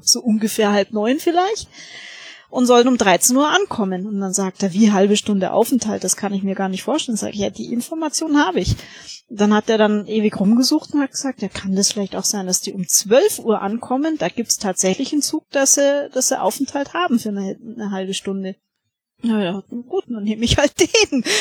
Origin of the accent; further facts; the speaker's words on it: Augsburg, Bavaria, Germany; bei uns in Augsburg